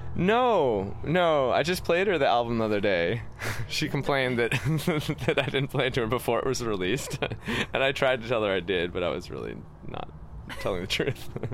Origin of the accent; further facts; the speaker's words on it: New York, United States; I grew up in New York in the 90s